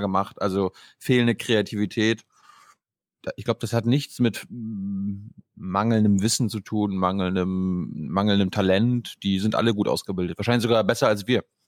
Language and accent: German; Mecklenburg-Vorpommern, Germany; now in Dubai, United Arab Emirates; ins mecklenburgische Dubai hm. gefahren, in meine Heimat